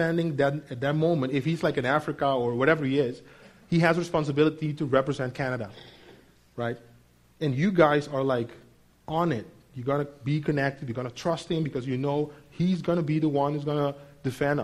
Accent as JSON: {"language": "English", "country": "Netherlands", "also_born_or_lived": "United States", "moved": "as an adult", "lives_now": "Mexico", "said": "I'm a Dutch citizen. I've lived for almost 18 years out of my home country."}